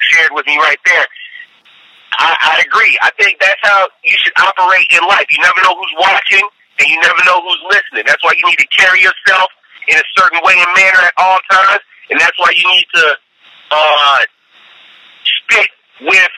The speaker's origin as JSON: {"language": "English", "town": "Chicago", "region": "Illinois", "country": "United States", "tie": "born or raised there", "moved": "yes", "lives_now": "Atlanta, United States", "said": "I'm from Chicago"}